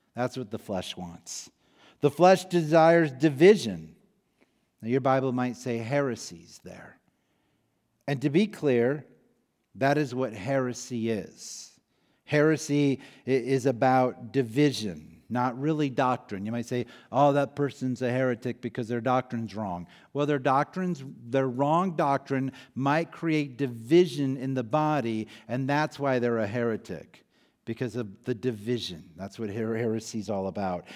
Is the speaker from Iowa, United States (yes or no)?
yes; Iowa, United States; moved away; I grew up in Iowa